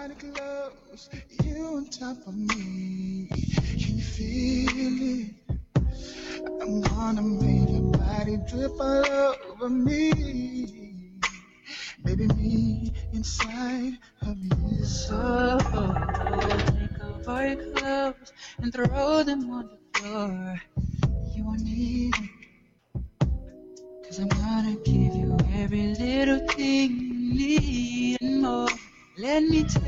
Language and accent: English; Jamaica; I'm Jamaican